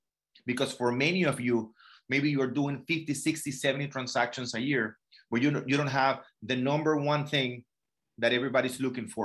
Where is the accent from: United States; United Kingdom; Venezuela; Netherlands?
Venezuela; moved away; I'm from Venezuela